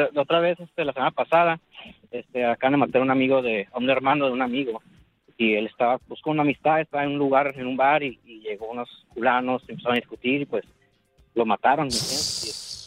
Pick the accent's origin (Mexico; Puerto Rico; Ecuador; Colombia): Mexico; Tijuana, Baja California; now in Rosarito, Mexico; nací en Tijuana